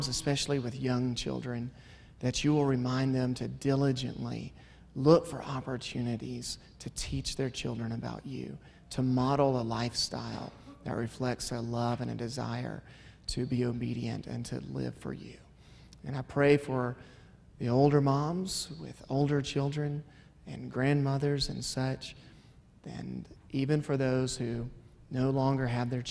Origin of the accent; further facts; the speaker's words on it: Tennessee, United States; moved away as an adult; now in Albuquerque, United States; I'm from Tennessee